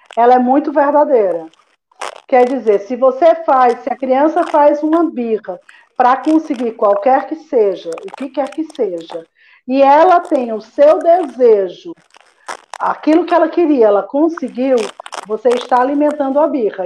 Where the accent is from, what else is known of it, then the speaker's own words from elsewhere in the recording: Fortaleza, Ceará, Brazil; moved away as an adult; also born or lived in Ribeirão Preto / São Paulo; se eu ficava em São Paulo ou se eu voltava para Fortaleza, porque eu sou cearense